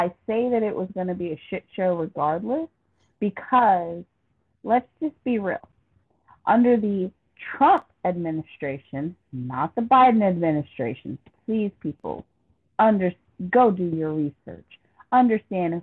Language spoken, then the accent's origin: English; United States; I consider myself an American